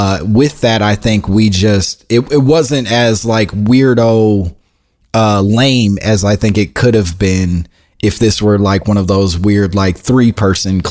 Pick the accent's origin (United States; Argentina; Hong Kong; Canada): United States; Oak Park, Illinois; I grew up in Oak Park outside of Chicago